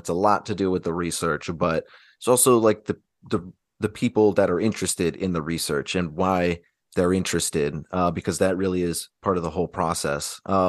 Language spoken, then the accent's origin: English; Georgia, United States; born there; I was born in Georgia, but then my family, but it was military related.